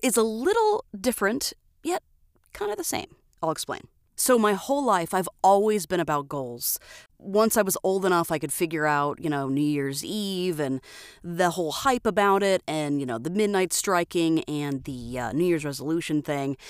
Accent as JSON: {"language": "English", "region": "Florida", "country": "United States", "moved": "yes", "lives_now": "Twin Falls, Idaho, United States", "said": "I'm originally from Florida"}